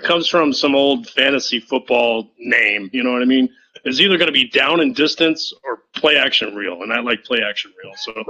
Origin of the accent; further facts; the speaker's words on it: Houston, Texas, United States; now in Arizona, United States; I'm in Arizona. And you guys are talking about the Texans, and I'm a transplant from Houston